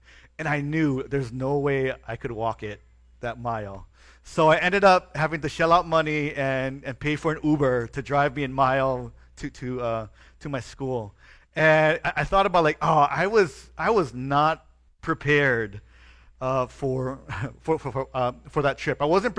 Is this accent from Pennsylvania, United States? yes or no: no; Hawaii, United States; I was born and raised in Hawaii, so our weather is pretty chill.